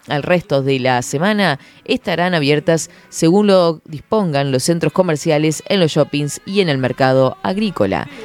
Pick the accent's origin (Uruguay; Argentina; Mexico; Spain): Uruguay; Fray Marcos, Florida; una chiquilina de Fray Marcos que dice que no sé qué, y que tiene el programa de 10 a 12